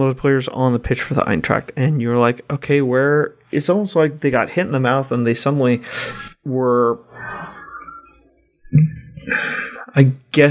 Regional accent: United States; as an American

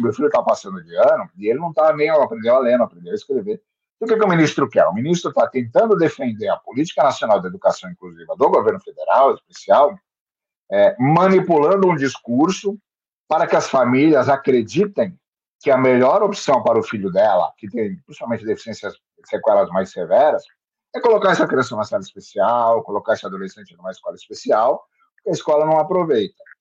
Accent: Santos, São Paulo, Brazil; eu sou daqui de Santos, moro e trabalho em Santos

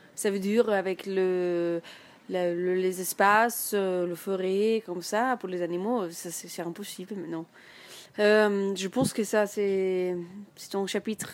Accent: north-central Germany, Germany; French is a second language; moved away as an adult; J'arrive de, centre nord de l'Allemagne

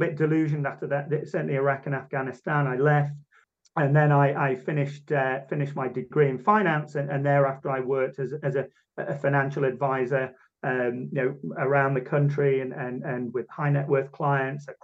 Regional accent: Manchester, North West England, United Kingdom; I'm from Southern Manchester in England, birthplace of the mighty Industrial Revolution. So went to a good grammar school

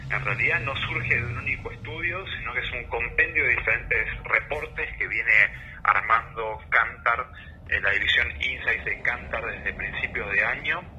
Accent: Argentina; consumidores argentinos

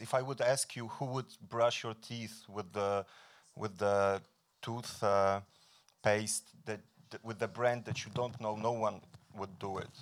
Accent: Poland; I'm coming from Poland

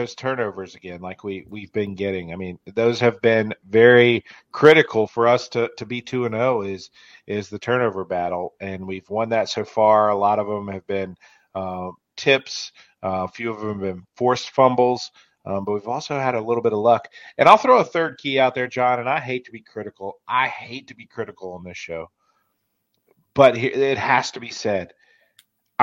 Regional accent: Roanoke, Virginia, United States; I'm from Roanoke, Virginia

